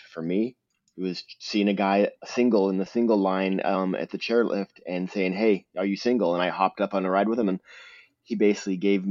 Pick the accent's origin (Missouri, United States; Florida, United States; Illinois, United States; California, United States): California, United States; Southern; I grew up in Southern California